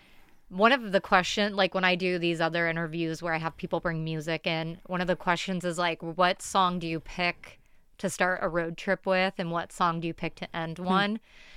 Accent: Tucson, Arizona, United States; now in Portland, United States; where I grew up was similar. Tucson is a college town and then the outskirts are farms.

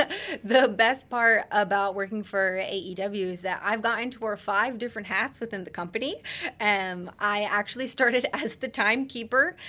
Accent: Central Florida, United States; Born and raised in Central Florida

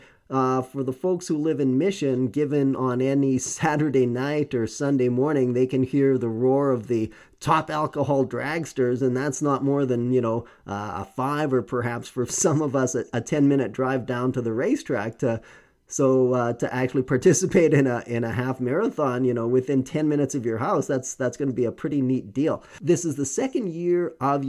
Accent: Canada; being a Canadian heart

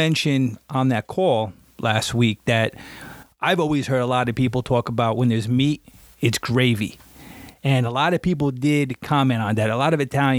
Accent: New Jersey, United States; growing up in Jersey here

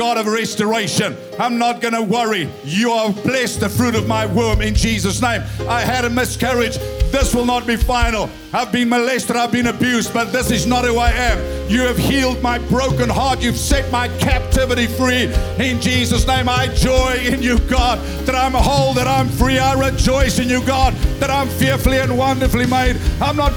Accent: Free State, South Africa; I come from the Free State

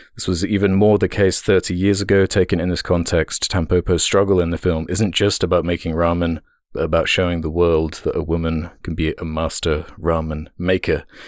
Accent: United Kingdom; as a British person

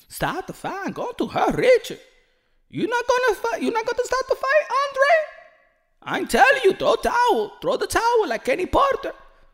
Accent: Dominican Republic; English is a second language; I'm from Dominican Republic.

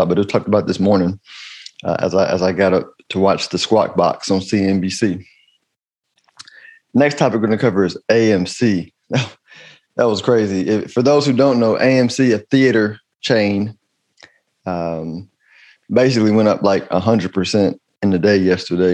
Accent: United States; I'm American. I'm an American.

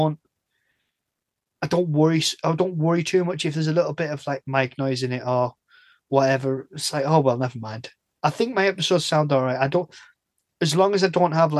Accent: the north of England, United Kingdom; I'm from the North

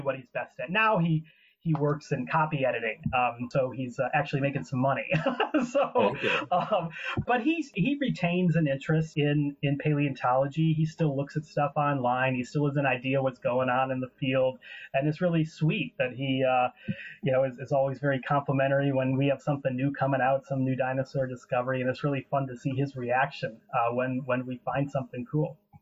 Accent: Ottawa, Illinois, United States; I had great science teachers growing up in Wallace Grade School in Ottawa, Illinois, where I'm from

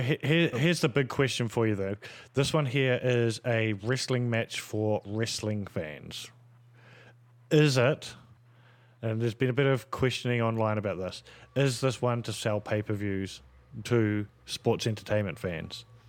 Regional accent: Australia; as an Australian

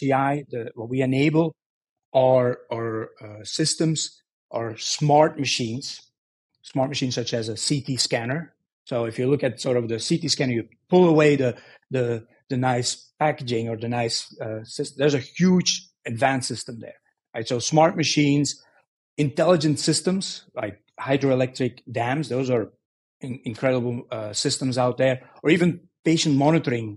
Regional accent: Belgium; moved away as an adult; also born or lived in Silicon Valley; now in United States; I'm originally from Belgium

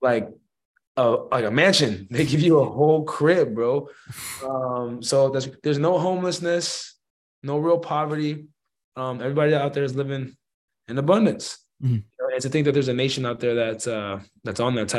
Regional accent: Phoenix, Arizona, United States; also born or lived in Tucson, Arizona; I'm from Phoenix. I'm from the south side of Phoenix, Arizona.

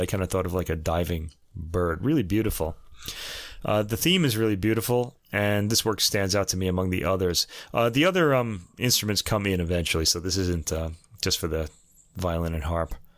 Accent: New York, United States; growing up in New York

